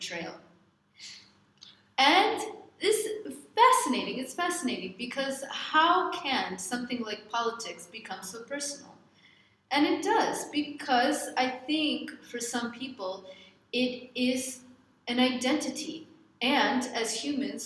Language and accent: English; United States; moved away; I'm American